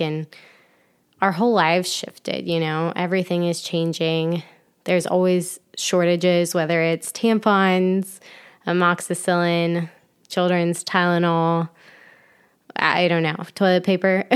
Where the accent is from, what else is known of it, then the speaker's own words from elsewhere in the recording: Ohio, United States; moved away as an adult; also born or lived in Florida; now in Michigan, United States; I grew up in Ohio